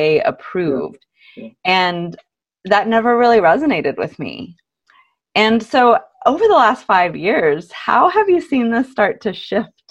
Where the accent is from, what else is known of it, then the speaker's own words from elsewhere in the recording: San Antonio, Texas, United States; moved away; also born or lived in Austin, Texas; I grew up in San Antonio and then went to school in Austin.